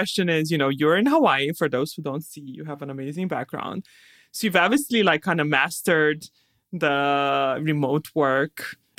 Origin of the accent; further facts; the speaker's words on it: Romania; now in United States; Well, but I came from Romania in the winters. There was the same. I also moved to California.